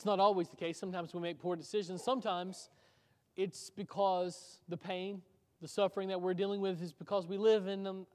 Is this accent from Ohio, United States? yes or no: no; Waverly, Tennessee, United States; moved away; my hometown in Waverly, Tennessee